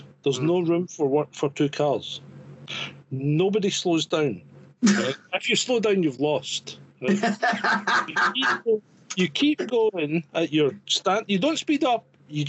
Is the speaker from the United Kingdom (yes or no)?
yes; United Kingdom; also born or lived in Scotland; now in France; as a British person